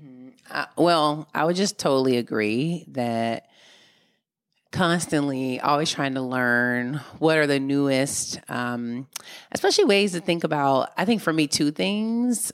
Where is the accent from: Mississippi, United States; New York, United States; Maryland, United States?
Mississippi, United States; now in Oakland, United States; when I was growing up in Mississippi